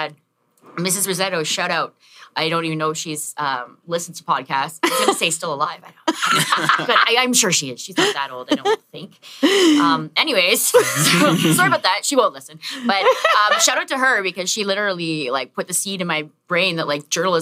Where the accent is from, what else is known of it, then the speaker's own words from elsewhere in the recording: Chatham, Ontario, Canada; moved away as an adult; also born or lived in Windsor, Ontario; now in Toronto, Canada; I was born in Chatham, Ontario.